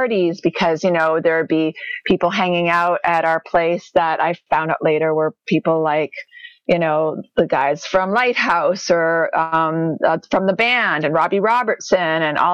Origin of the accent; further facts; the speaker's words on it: Toronto, Ontario, Canada; moved away as an adult; also born or lived in Thornhill; now in Saskatoon, Canada; Born and raised in Toronto and moved out here. I guess it's 12 years now we've been out on the prairies